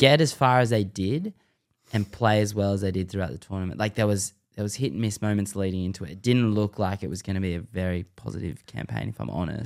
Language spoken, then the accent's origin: English; Sydney, New South Wales, Australia